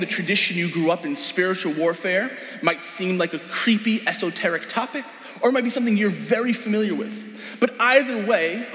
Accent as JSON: {"language": "English", "town": "New York City", "region": "New York", "country": "United States", "tie": "born or raised there", "also_born_or_lived": "Brooklyn, New York", "said": "I am Queens raised, Jamaica Queens to be exact. Funnily enough, I was actually born in Brooklyn, though."}